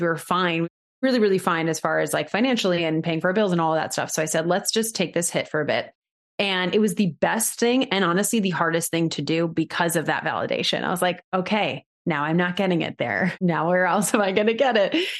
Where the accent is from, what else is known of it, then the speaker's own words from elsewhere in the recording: New York, United States; moved away as an adult; I'm originally from New York, and I moved back home